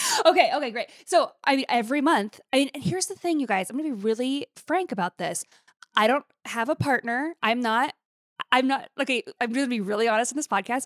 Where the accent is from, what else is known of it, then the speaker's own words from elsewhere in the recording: Billings, Montana, United States; moved away; to go to Billings and to my hometown